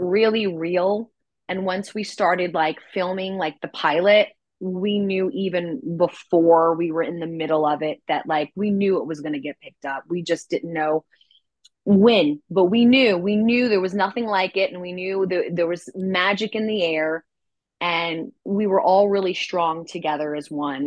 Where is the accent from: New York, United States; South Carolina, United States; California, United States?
New York, United States; New York City; as far as New York City goes, um, that's my hometown. I'm from Manhattan.